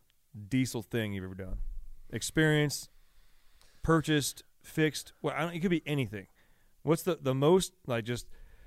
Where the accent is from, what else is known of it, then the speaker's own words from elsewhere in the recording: United States; Yeah. I'm like, I'm American.